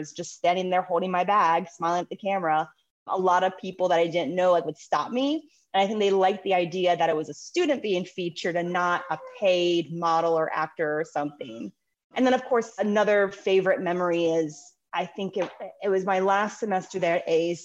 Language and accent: English; Anne Arundel County, Maryland, United States; I grew up in Anne Arundel County